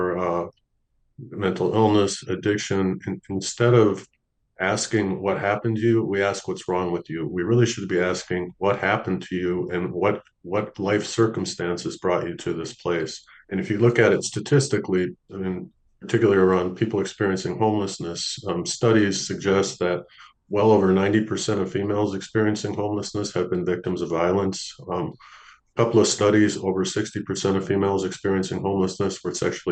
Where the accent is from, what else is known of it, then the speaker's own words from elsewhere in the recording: St. Paul, Minnesota, United States; moved away as an adult; also born or lived in Los Angeles / San Antonio; I ended up moving back to my hometown, St. Paul, Minnesota